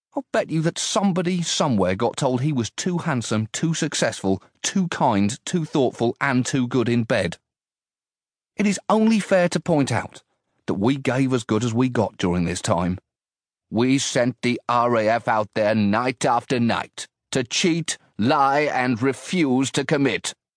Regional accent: United Kingdom; my role as a British citizen

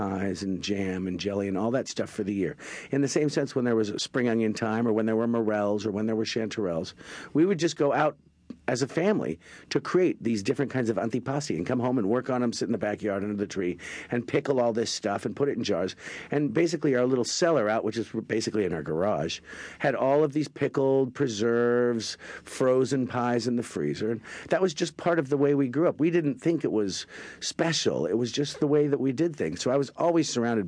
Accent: Washington, United States; also born or lived in suburbs outside Seattle, Washington; I grew up in Washington State, both Eastern and Western Washington State

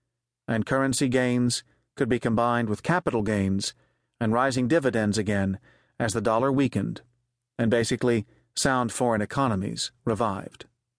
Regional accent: Connecticut, United States; my home state of Connecticut

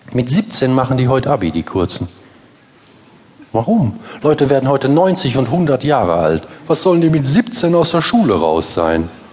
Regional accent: Essen, North Rhine-Westphalia, Germany; Bei uns in Essen

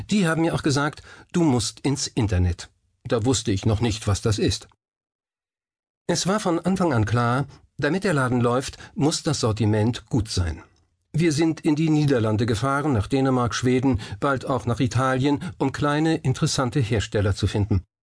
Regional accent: Lower Saxony, Germany; now in Berlin, Germany; Ich komme aus Friesland von der niederländischen Grenze und bin mit Lakritz aufgewachsen. Mir hat das in Berlin gefehlt

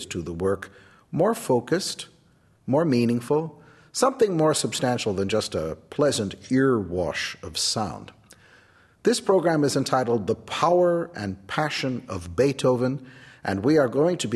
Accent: United States; I'm the American pianist

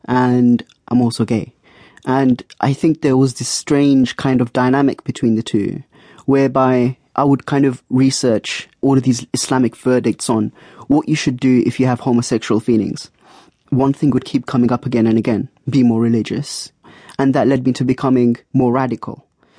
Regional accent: London, United Kingdom; my home country, in the UK, in London. I was brought up as a Salafi, a Wahhabi, which is a Saudi form of Islam, and I'm also gay.

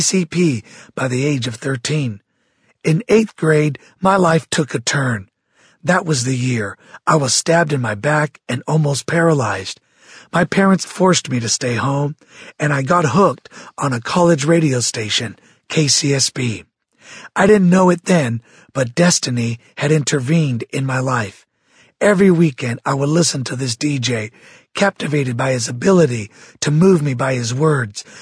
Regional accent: Santa Barbara, California, United States; I was raised in Santa Barbara, California, the youngest of six children

